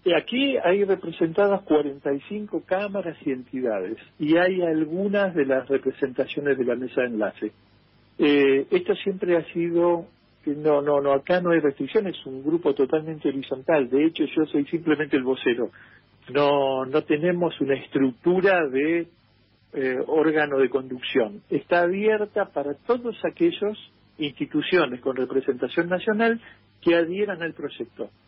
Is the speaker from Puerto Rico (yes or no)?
no; Argentina; como argentinos